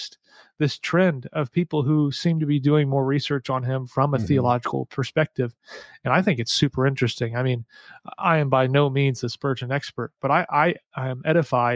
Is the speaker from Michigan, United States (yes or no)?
no; St. Louis, Missouri, United States; I'm from St. Louis.